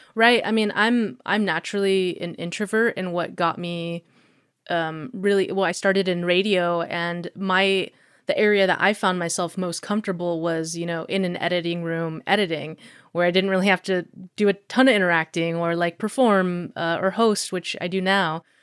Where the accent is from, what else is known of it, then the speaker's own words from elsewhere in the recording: Anchorage, Alaska, United States; also born or lived in Eagle River, Alaska / Florida; I grew up in Anchorage